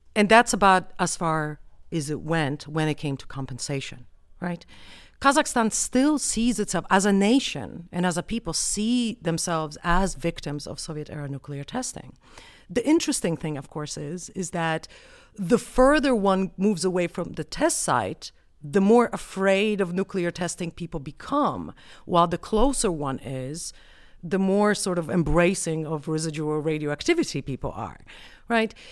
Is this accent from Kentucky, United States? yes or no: no; Colorado, United States; I have a Polish name, but I'm from the United States. And on top of that, I'm from Colorado.